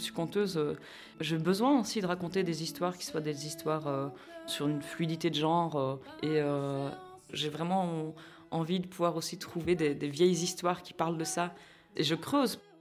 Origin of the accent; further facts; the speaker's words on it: Philippeville, Wallonia, Belgium; j'ai grandi euh, à, à, Philippeville